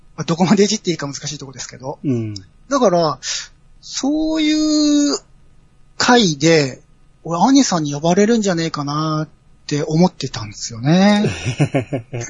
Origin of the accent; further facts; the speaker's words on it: Aichi, Japan; 僕愛知県の人間なんですけど